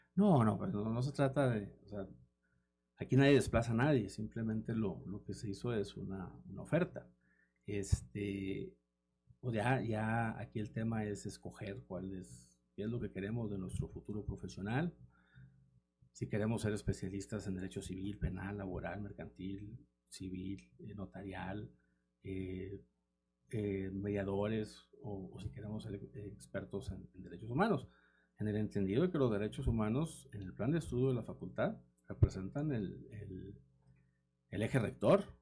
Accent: Saltillo, Coahuila, Mexico; yo soy de Saltillo, soy originario de aquí de Coahuila

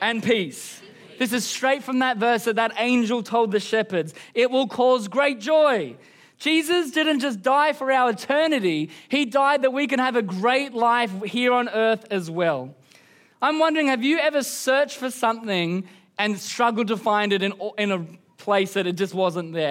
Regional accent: Queensland, Australia; I'm from Queensland

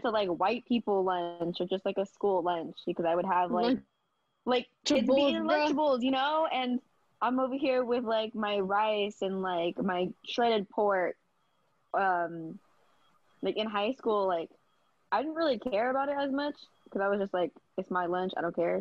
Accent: United States; first language Vietnamese; English is a second language; I was born in America, but I was, like, a fob. Like, I didn't really know English like

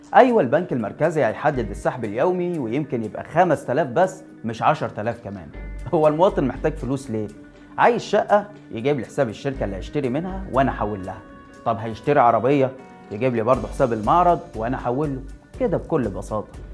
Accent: Egypt; احنا كمصريين

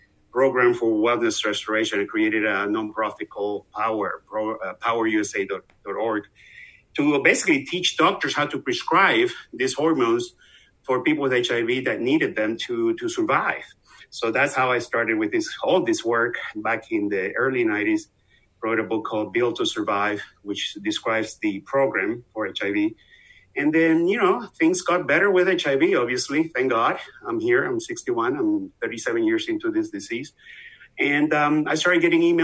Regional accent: Venezuela; moved away; I'm obviously from the accent you hear. I'm from Venezuela, South America, been here forever, like 30 some years

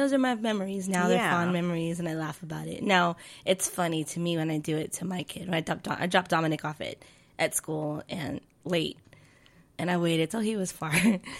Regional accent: San Diego, California, United States; also born or lived in Tucson, Arizona; I grew up in San Diego.

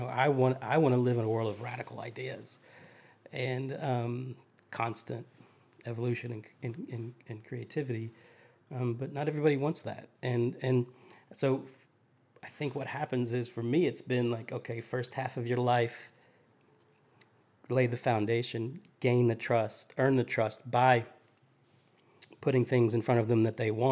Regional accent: Appalachia, United States; also born or lived in Charleston, South Carolina; now in Nashville, United States; the mountains where I grew up in Appalachia

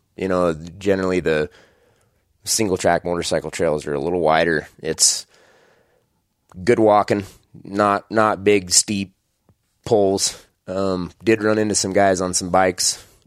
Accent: just outside Idaho Falls, United States; I am born and raised in Idaho. Uh, just outside Idaho Falls, Idaho is where I grew up

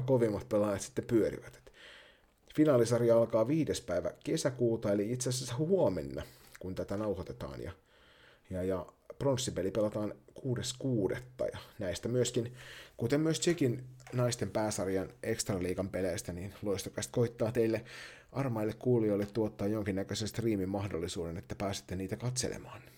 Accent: Kirkkonummi, Uusimaa, Finland; moved away; tässä on joku kirkkonummi-yhteys vanhan kotikuntani kautta

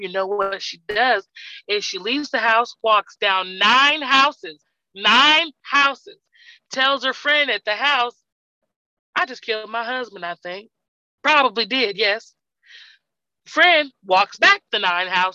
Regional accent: Texas, United States; I'm from Texas

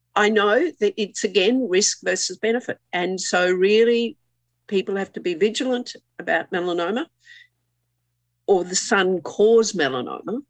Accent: Queensland, Australia; I'm a Queenslander

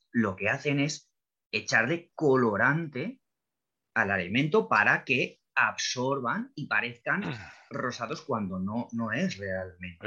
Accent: Spain; aquí en España

